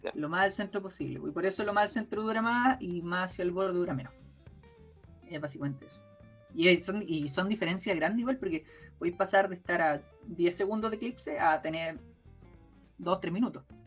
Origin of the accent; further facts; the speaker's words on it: Chile; como chilenos podamos